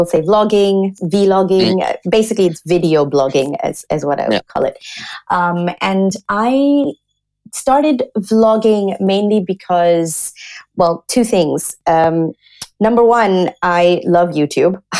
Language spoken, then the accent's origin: English; Singapore; also born or lived in Australia / London; now in Germany; I'm originally from Singapore